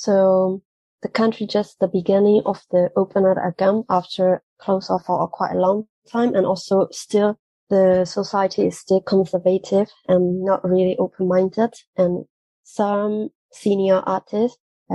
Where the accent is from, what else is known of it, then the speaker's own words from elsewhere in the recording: Myanmar; English is a second language; moved away as an adult; now in Europe; I was born and raised in Myanmar